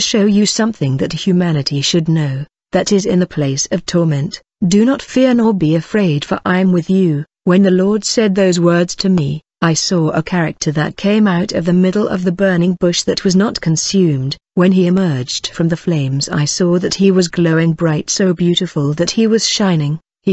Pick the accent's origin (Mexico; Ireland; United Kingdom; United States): Mexico; I'm from Mexico